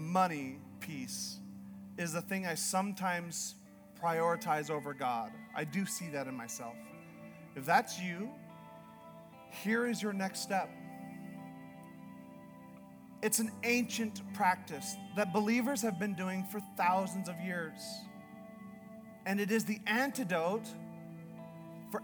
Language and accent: English; Northern Canada, Canada; now in Idaho, United States; I'm from Canada. I'm from Northern Canada.